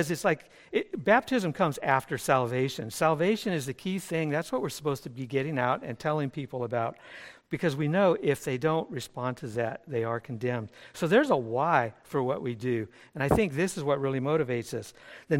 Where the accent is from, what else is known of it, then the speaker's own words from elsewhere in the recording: Burbank, California, United States; moved away as an adult; also born or lived in San Dimas, California / El Cajon, California / San Marcos, California; now in Madrid, Spain; I was born in Burbank